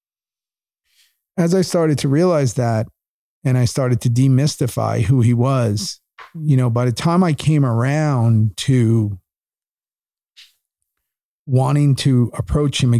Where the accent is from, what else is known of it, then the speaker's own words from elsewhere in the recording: New York City, New York, United States; moved away as an adult; also born or lived in Los Angeles, United States; now in Austin, United States; I grew up in New York in the 80s